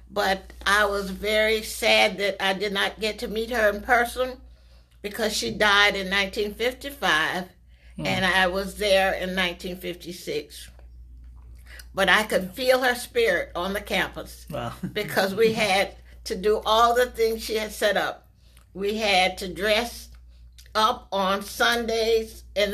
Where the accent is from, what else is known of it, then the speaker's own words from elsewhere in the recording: Hawthorne, United States; I was born in Hawthorne in 1938. Would you believe that? Before your parents and grandparents were born. I attended Shell from first through 12th grade and graduated in 1956.